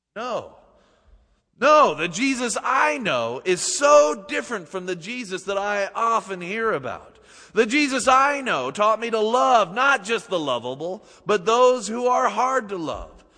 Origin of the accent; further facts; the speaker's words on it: Utah, United States; moved away as an adult; also born or lived in Seattle; growing up in Utah